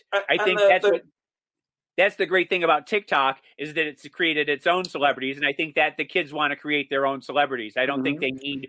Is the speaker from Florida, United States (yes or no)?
yes; Florida, United States; I grew up in Florida